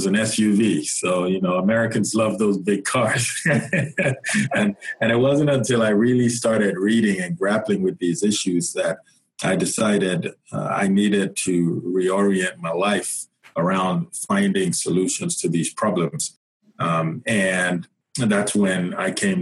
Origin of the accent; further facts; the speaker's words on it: Nigeria; moved away as an adult; now in United States; I am originally from Nigeria, came to the U.S. Almost 20 years ago now, and came for college.